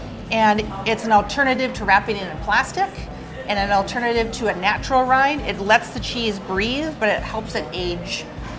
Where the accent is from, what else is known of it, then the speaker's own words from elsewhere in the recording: Belmont, Wisconsin, United States; moved away as an adult; also born or lived in Idaho / Oregon, Wisconsin; I grew up on a farm in southwest Wisconsin near Belmont, 340 acres, good-sized family farm in the 70s, right?